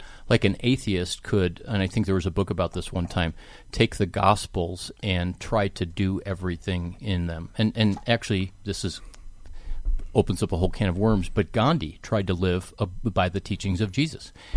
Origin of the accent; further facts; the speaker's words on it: Cleveland, Ohio, United States; I grew up in Cleveland.